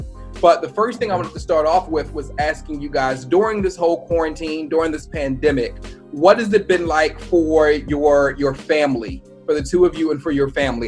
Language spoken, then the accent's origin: English; Baltimore County, Maryland, United States; Randallstown, my heart. I don't want to offend anybody on the west side. I understand where I was raised, but yes, I'm definitely all about Baltimore County all day long.